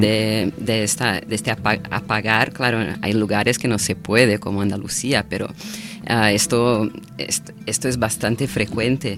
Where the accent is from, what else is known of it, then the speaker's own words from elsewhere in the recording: Brazil; Spanish is a second language; also born or lived in Florianópolis; now in Barcelona, Spain; nosotros como, como brasileños, brasileñas